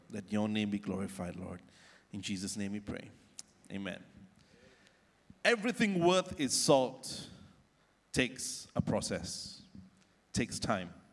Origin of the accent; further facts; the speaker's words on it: Ampang, Selangor, Malaysia; near where I grew up in Ampang in KL